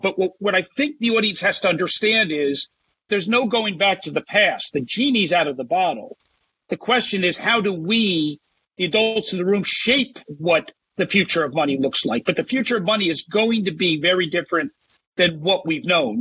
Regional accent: New Jersey, United States; my home state of New Jersey

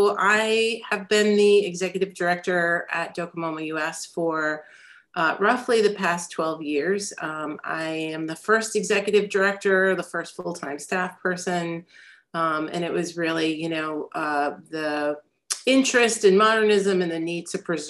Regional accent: Albany, New York, United States; also born or lived in New Haven, Connecticut; now in New York City, United States; I grew up in Albany, New York

